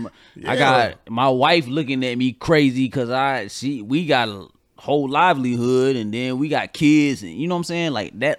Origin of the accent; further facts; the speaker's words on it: Georgia, United States; now in North Carolina, United States; I'm here from Georgia. My sibling is in Georgia. I'm in North Carolina, though.